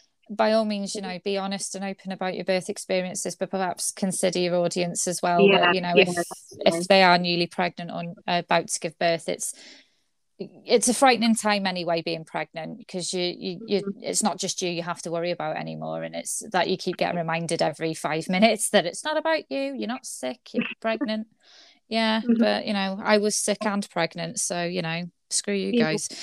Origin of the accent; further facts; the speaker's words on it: United Kingdom; especially as British, we like to be all stiff upper lip